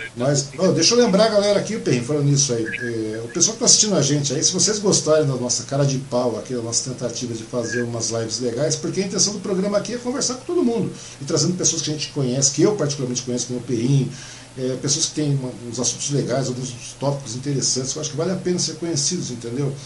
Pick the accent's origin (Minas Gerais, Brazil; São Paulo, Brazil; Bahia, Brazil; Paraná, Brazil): São Paulo, Brazil; Mogi das Cruzes; moved away; nasci em Mogi, tal, então sou mogiano